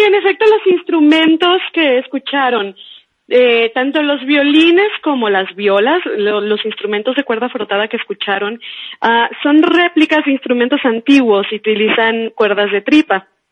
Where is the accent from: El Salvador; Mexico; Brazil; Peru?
Mexico; Sonora; moved away as an adult; now in Mexico City, Mexico; que es de donde yo soy originaria